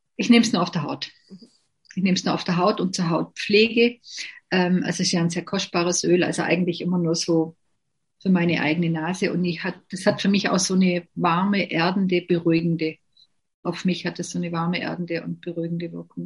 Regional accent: Bavaria, Germany; also born or lived in Lindau am Bodensee; bei uns in Bayern

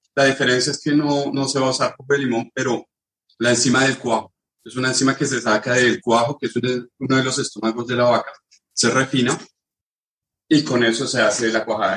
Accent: Colombia; moved away as an adult; now in France

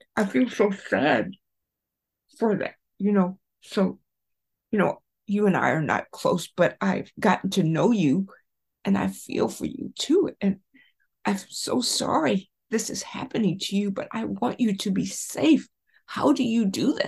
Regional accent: South Carolina, United States; growing up in South Carolina, Baltimore

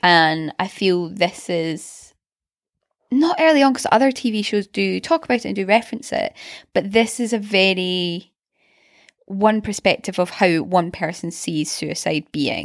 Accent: Glasgow, Scotland, United Kingdom; in Glasgow, um, we had the private school, which was round the corner from us

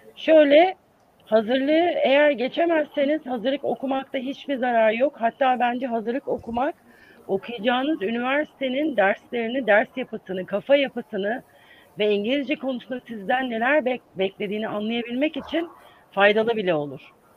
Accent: İzmir, Turkey; moved away as an adult; also born or lived in Ankara, Turkey; now in United States; 1970 yılında İzmir'de doğdum ve orada büyüdüm.

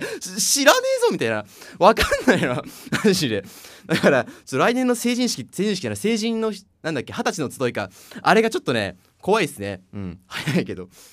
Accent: Kanagawa, Japan; 俺の地元の、あの、四区だったのね

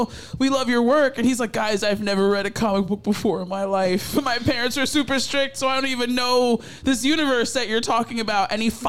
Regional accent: Philadelphia, Pennsylvania, United States; I'm just from Philly. That's how we talk.

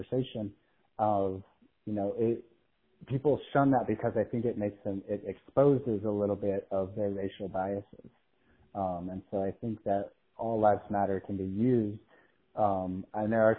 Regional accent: United States; as an American

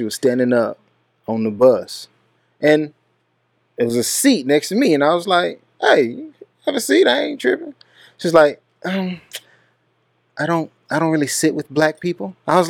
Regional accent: Texas, United States; I'm from Texas.

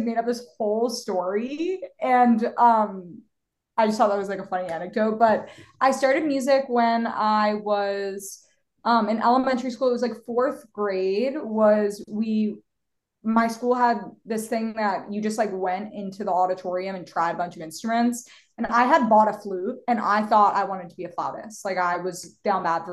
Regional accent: Philadelphia, Pennsylvania, United States; moved away as an adult; now in Los Angeles, United States; I am from Philadelphia, born and raised

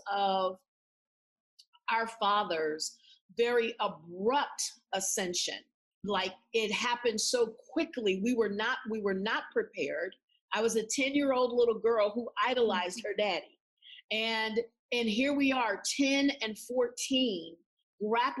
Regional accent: San Antonio, Texas, United States; now in Tulsa, United States; I didn't grow up in Tulsa. I grew up in San Antonio, Texas. I was a part of a military family

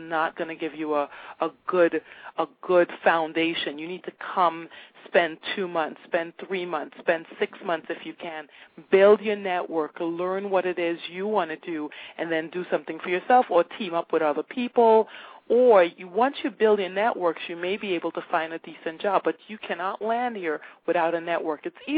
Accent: Trinidad & Tobago; born there; I thought I knew the Caribbean. Oh, my gosh, I was born in Trinidad. I know the Caribbean.

